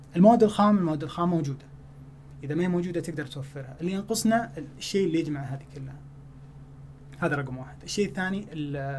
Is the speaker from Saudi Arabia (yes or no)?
yes; Saudi Arabia